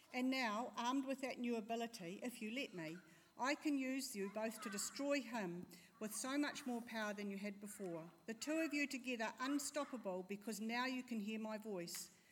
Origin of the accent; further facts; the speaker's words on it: Tauranga, Bay of Plenty, New Zealand; also born or lived in Christchurch; we are actually from Tauranga and we're living in Christchurch for the year.